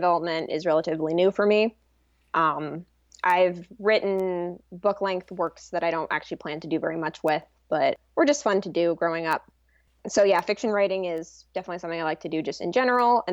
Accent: San Francisco Bay Area, California, United States; born or raised there

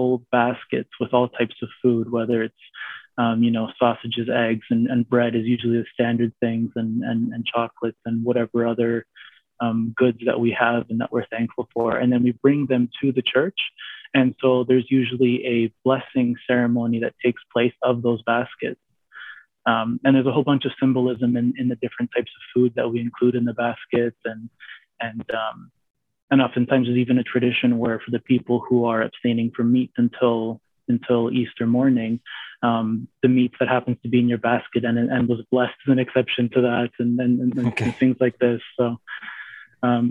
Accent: Mississauga, Ontario, Canada; I was born and raised in Mississauga the whole time

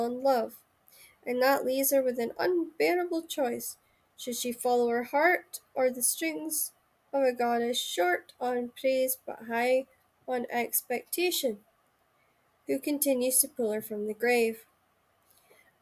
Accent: Shetland Islands, Scotland, United Kingdom; I come from the Shetland Islands

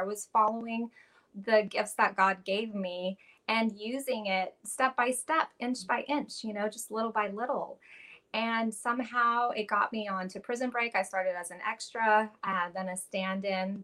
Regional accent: Los Angeles, California, United States; I grew up in Los Angeles um, to a musician father and a, a, a hippie mom

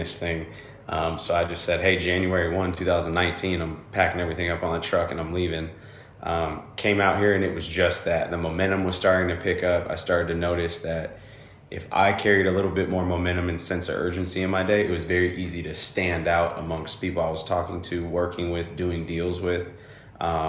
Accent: Bay Area, Northern California, United States; moved away as an adult; now in Austin, United States; But I come from the Bay Area, right? I come from Northern California

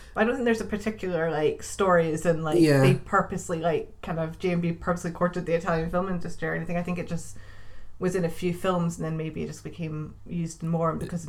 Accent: Scotland, United Kingdom; me being Scottish

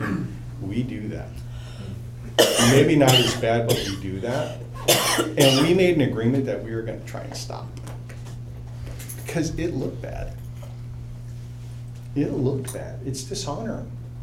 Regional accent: New York, United States; moved away; growing up in New York

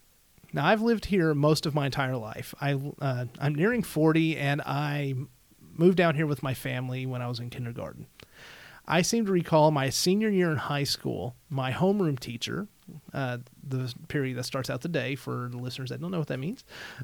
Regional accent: Kentucky, United States; We're from South Central Kentucky, so a lot of times, depending on where we're... Yeah, Kentucky.

